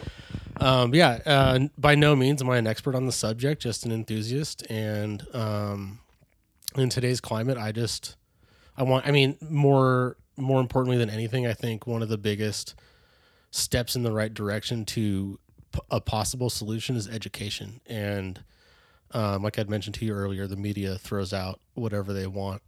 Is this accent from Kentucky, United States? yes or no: no; Bay Area, California, United States; born and raised in the Bay Area, California